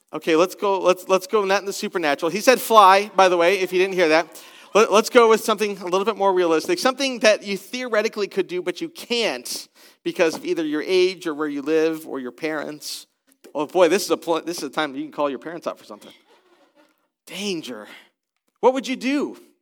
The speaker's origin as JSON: {"language": "English", "country": "United States", "also_born_or_lived": "British Columbia, Canada", "lives_now": "Columbus, United States", "said": "I am American"}